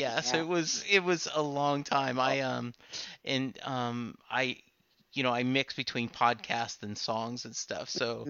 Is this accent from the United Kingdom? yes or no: no; Louisiana, United States; I grew up in Louisiana, and that's what my mom calls the electric bill.